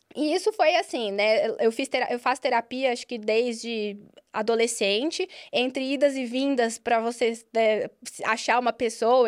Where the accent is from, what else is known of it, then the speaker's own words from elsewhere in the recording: Minas Gerais, Brazil; Eu sou mineira, nasci em Minas